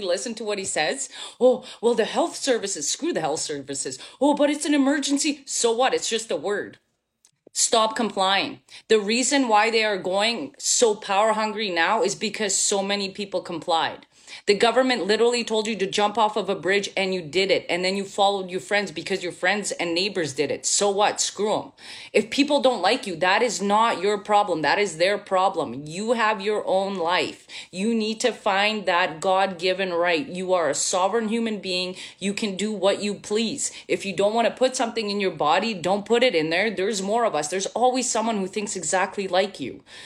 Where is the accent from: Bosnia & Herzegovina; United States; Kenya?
Bosnia & Herzegovina; now in Canada; I'm from Bosnia. So I was born in former Yugoslavia. I'm half Serbian. And went through a war, lived in a refugee camp